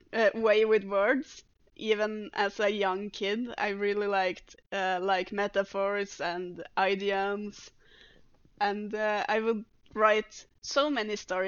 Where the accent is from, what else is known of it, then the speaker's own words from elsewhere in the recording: Norway; first language Norwegian; English is a second language; It's easier in Norwegian because it's my first language.